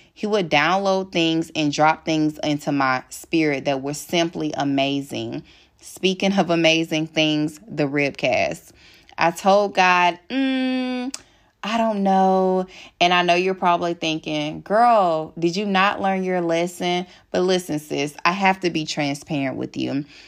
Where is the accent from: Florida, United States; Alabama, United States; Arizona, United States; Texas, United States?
Alabama, United States; accent: Alabama country accent; my Alabama accent